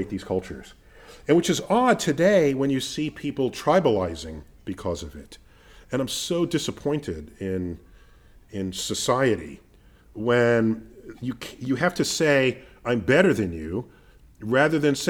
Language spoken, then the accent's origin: English; New York City, New York, United States; growing up in Riverdale, which is mostly not Black